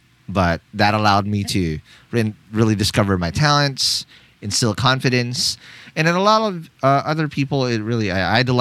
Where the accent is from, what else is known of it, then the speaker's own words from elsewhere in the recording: Philippines; I come from the Philippines, born and raised here